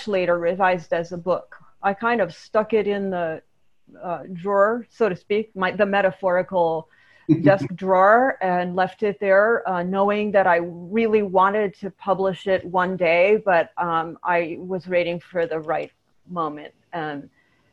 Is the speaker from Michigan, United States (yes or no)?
yes; Ann Arbor, Michigan, United States; moved away; also born or lived in Berkeley, California / Santa Cruz, California; I was born in Berkeley, California. And I was a faculty brat. My father was a graduate student when I was born and later professor of philosophy at University of Michigan. So I spent many years in Ann Arbor, Michigan